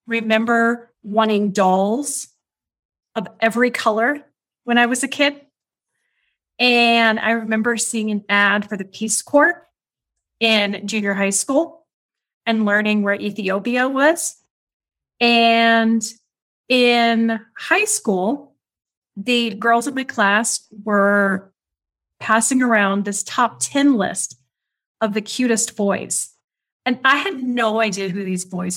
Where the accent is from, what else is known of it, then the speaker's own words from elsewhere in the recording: Kansas, United States; moved away as an adult; also born or lived in Europe / Africa / Asia; now in Oaxaca, Mexico; I am American, originally from Kansas, but I call Oaxaca, Mexico, home.